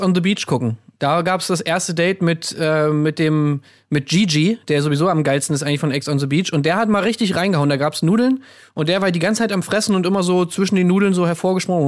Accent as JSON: {"language": "German", "region": "East Germany", "country": "Germany", "said": "Ich bin ja selber aus dem Osten"}